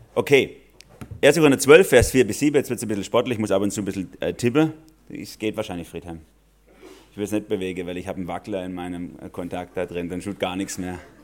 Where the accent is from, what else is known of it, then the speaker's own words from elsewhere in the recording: Germany; Wir als Deutsche